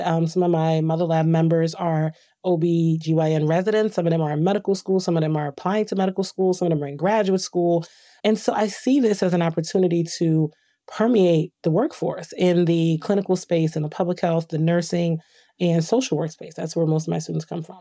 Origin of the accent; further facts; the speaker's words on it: Trenton, New Jersey, United States; I grew up in Trent, New Jersey